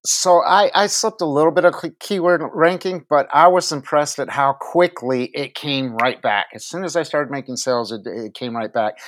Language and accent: English; Minneapolis, Minnesota, United States; moved away as an adult; now in Virginia, United States; born in Minneapolis, raised there, joined the military